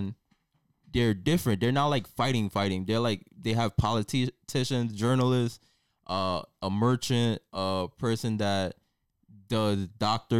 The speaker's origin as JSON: {"language": "English", "region": "New York", "country": "United States", "said": "I'm from New York"}